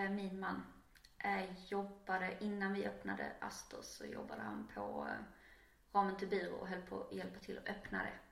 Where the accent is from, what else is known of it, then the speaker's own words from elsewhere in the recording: Arild, Skåne, Sweden; also born or lived in Trelleborg / Höllviken / Canada; now in Malmö, Sweden; Jag är eh, uppvuxen eh, i splittrad familj. Så både i Arild, i Kullaberg och nere i Ringsand utanför Höllviken.